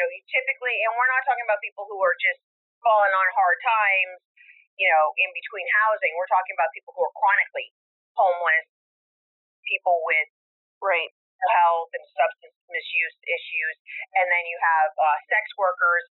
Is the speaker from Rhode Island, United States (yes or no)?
yes; Rhode Island, United States; it was my hometown, my home state